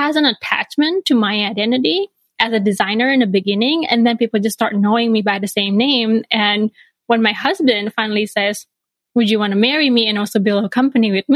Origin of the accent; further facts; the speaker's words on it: Bali, Indonesia; moved away as an adult; now in Chicago, United States; I grew up in Bali, Indonesia